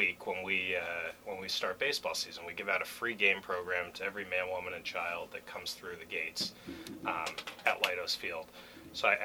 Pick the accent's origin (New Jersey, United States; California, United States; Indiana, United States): New Jersey, United States; moved away as an adult; also born or lived in Arizona; I grew up in Jersey, so we're East Coasters at heart